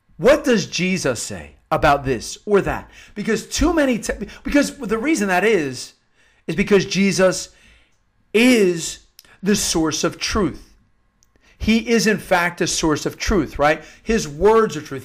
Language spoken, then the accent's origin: English; Havertown, Pennsylvania, United States; I'm from Havertown, Pennsylvania